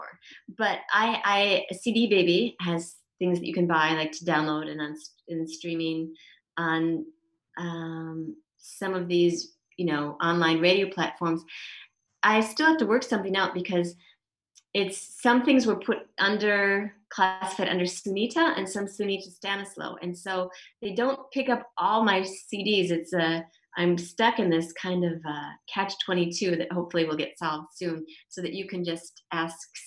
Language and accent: English; Minnesota, United States; also born or lived in San Diego / Shetland; now in Israel; I grew up in Minnesota and my parents are still there